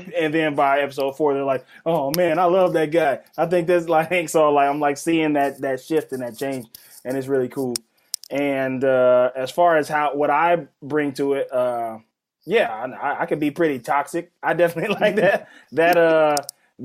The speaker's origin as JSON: {"language": "English", "region": "Mississippi", "country": "United States", "said": "I'm from Mississippi"}